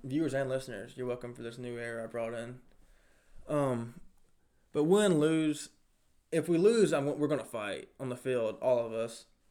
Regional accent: Florence, United States; also born or lived in Richland; Kindergarten through eighth, I went to Richland. But I lived in Florence.

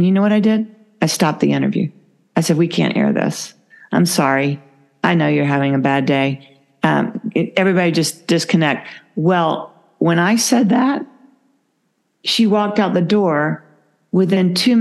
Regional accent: Georgia, United States; I'm from Georgia

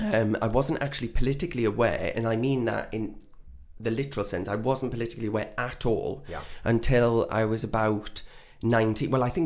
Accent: North East England, United Kingdom; I'm not. No, I'm from the North East.

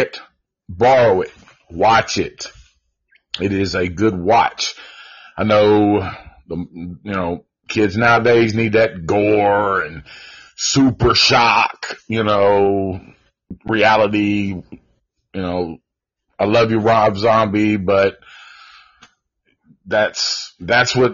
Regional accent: Antioch, United States; we grew up in Antioch

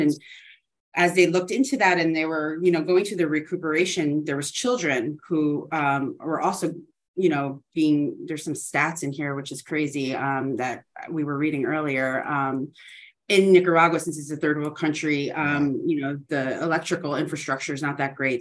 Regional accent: New Jersey, United States; moved away as an adult; also born or lived in Chicago; now in South Florida, United States; I'm from New Jersey

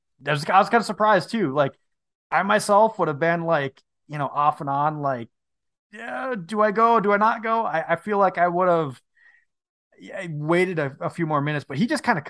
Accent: Minnesota, United States; I am from Northern Minnesota, the Canadian border.

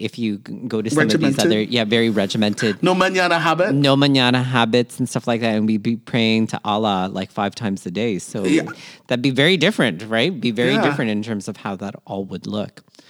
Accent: Philippines; And the expression, our expression of being Filipino may have actually looked, again, more like Malaysian or Indonesian culture.

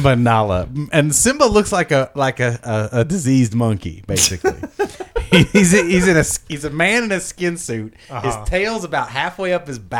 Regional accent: Ohio, United States; I grew up in Ohio

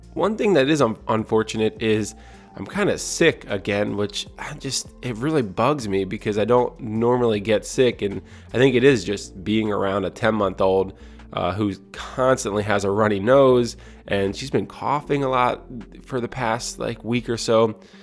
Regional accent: Audubon, New Jersey, United States; where … and I grew up in Audubon, New Jersey

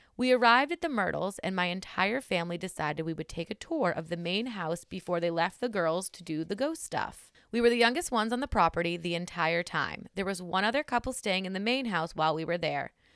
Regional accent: New Hampshire, United States; I'm from New Hampshire.

